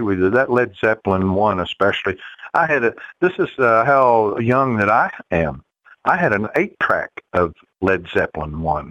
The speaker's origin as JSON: {"language": "English", "region": "Kentucky", "country": "United States", "tie": "born or raised there", "said": "I'm from Kentucky"}